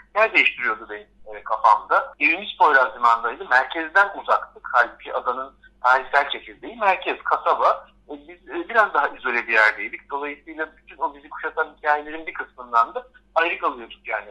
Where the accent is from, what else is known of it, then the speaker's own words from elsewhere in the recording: Istanbul, Turkey; Ben kendimi hep bir İstanbullu olarak gördüm. Çünkü burada doğdum, burada büyüdüm.